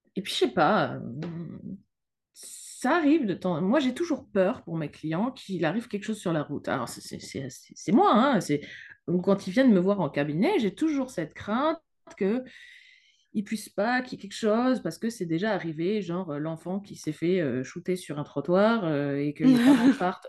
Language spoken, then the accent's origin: French; France; now in Luxembourg; Je suis française, mais je suis installée au Luxembourg